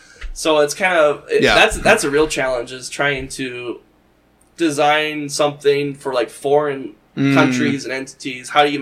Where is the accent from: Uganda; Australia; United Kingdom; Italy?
United Kingdom; England; But you're reading it, because I'm English, reading it, because I don't speak South Korean